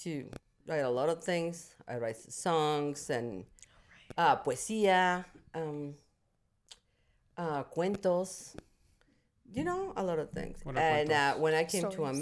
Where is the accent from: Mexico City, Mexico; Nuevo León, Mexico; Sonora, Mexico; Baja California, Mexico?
Mexico City, Mexico; moved away; I'm from Mexico City